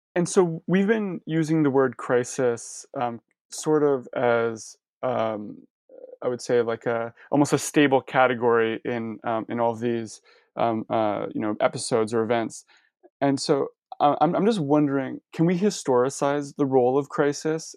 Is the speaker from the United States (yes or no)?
no; Canada; as a Canadian who studies U.S. history